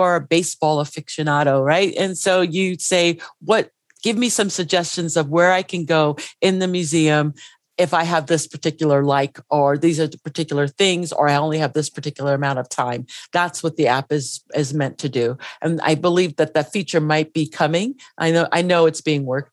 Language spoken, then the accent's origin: English; New York City, New York, United States; I grew up in the Bronx